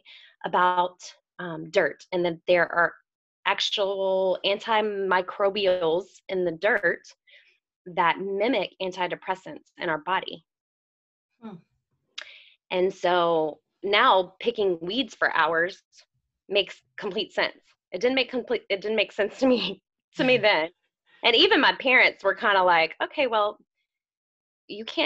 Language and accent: English; the South, United States; I'm from the South, which that's a whole another burden of trying to be a Southern woman